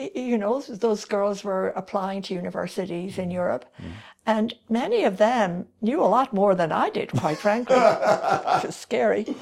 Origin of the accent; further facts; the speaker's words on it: Kildare, Leinster, Ireland; accent: Irish; moved away as an adult; also born or lived in Paris, France / Romania / Calgary, Canada; now in Canada; I grew up in Kildare